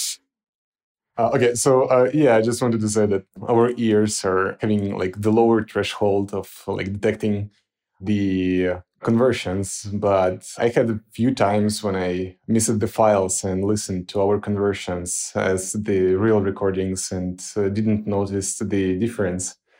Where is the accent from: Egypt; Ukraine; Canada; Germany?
Ukraine; moved away as an adult; now in Lviv, Ukraine; I had to relocate to Lviv because currently I cannot come back to my hometown because of, uh, occupations